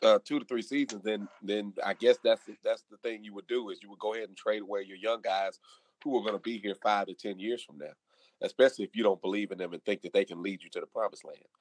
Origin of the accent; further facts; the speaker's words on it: Memphis, Tennessee, United States; I'm, I'm from Memphis